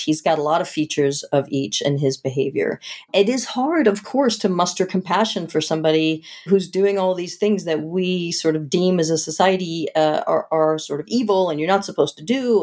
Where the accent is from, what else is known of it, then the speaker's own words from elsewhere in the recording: outside of Boston, Massachusetts, United States; I grew up outside of Boston